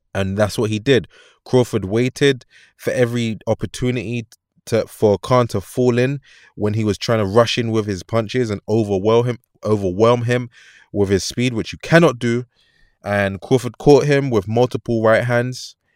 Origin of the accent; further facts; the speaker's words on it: London, United Kingdom; I'm from London